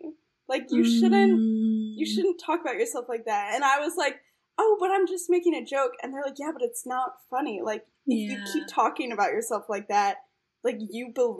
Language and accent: English; East Coast, United States; now in Chicago, United States; I grew up on the East Coast, like, in a Jewish East Coast family, and, like, the way we all communicate is, like, self-deprecating humor